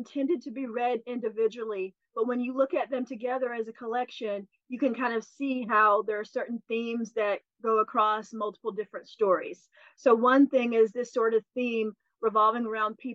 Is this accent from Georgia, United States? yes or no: yes; Commerce, Georgia, United States; moved away; my hometown where I grew up. I'm from North Georgia, just north of Athens, a town called Commerce